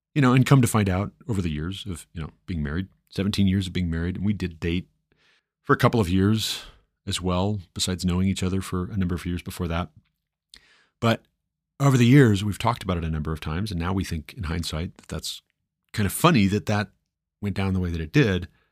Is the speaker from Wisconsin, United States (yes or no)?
no; Ohio, United States; moved away as an adult; also born or lived in Montana; now in Colorado, United States